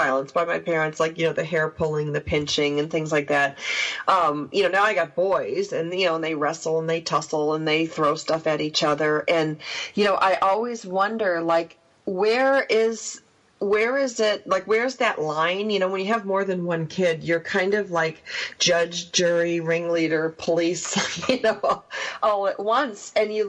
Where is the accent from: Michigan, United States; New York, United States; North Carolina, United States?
New York, United States; You know, I grew up on the water. I grew up on Canandaigua Lake. That's where I would disappear every summer, you know, and be gone for 3 months.